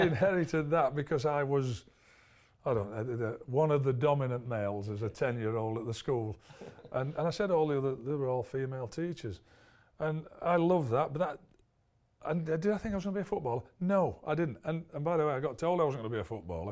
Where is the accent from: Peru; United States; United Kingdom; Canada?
United Kingdom; Barnsley, Yorkshire and the Humber; Barnsley, because it was my hometown club